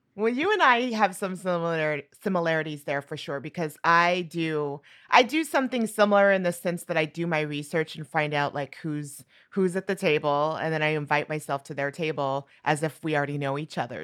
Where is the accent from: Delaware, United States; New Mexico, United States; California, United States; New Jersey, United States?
New Mexico, United States; moved away; I'm from New Mexico